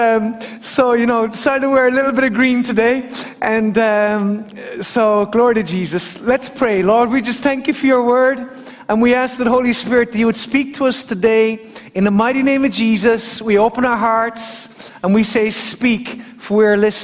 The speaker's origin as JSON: {"language": "English", "town": "Killarney", "region": "Munster", "country": "Ireland", "tie": "born or raised there", "said": "as a little boy growing up in Killarney"}